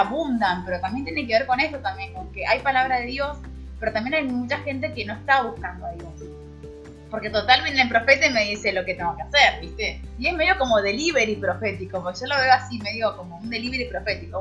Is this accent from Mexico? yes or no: no; Neuquén, Argentina; vine sola de Neuquén.